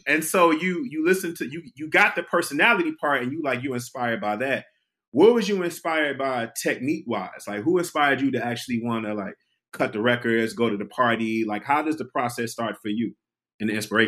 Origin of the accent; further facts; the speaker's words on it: Detroit, Michigan, United States; I was from Detroit